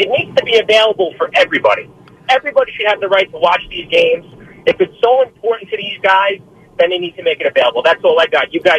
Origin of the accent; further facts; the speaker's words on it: New York, United States; now in Florida, United States; being a New Yorker living down here.